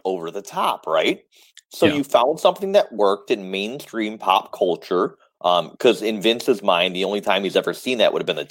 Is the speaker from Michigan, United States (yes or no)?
yes; Detroit, Michigan, United States; I'm from Detroit